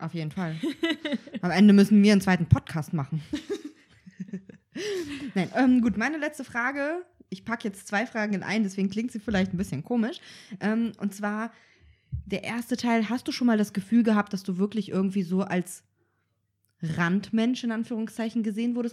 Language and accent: German; Kazakhstan; moved away; ich bin ähm, auch auf dem Bauernhof aufgewachsen und wir hatten ja so eigene, in Kasachstan